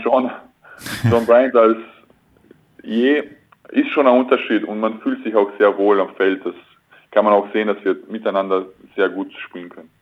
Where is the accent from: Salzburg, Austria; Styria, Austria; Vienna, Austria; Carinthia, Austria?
Carinthia, Austria; Klagenfurt; now in Oldenburg, Germany; ich bin 1000 Kilometer weg von Klagenfurt, mhm. also meiner Heimatstadt